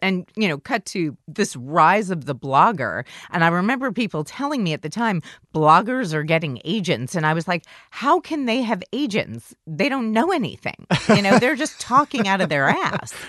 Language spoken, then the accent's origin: English; New York City, New York, United States; I did not grow up in the Midwest. I grew up in New York City